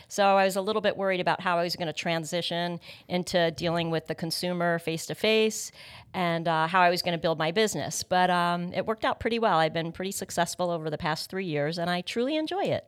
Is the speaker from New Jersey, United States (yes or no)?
yes; North Brunswick, New Jersey, United States; also born or lived in Palm Beach Gardens, Florida; was born and raised in Middlesex County